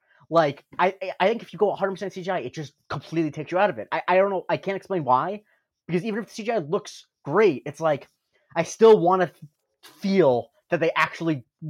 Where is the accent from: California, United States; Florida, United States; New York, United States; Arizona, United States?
New York, United States; Like, I grew up around NASCAR, which is, it's weird because we're from Rockland County. Like, it's not like a big NASCAR country.